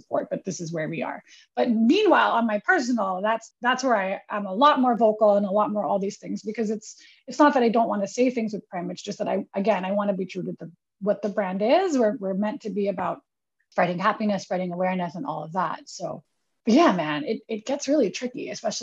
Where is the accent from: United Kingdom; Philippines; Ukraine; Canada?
Philippines; Manila, Metro Manila; now in New York, United States; being born and raised in the Philippines